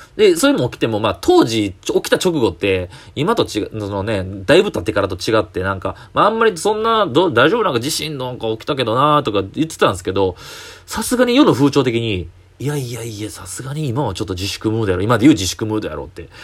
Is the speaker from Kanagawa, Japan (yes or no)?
no; Kyoto, Japan; also born or lived in Nara; 地元京都の、えー、京都でバイトしてたんですけど